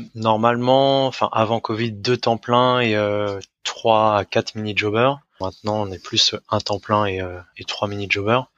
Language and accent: French; Rennes, Brittany, France; moved away as an adult; now in Düsseldorf, Germany; j'ai 31 ans, je viens de Rennes, et j'habite à Düsseldorf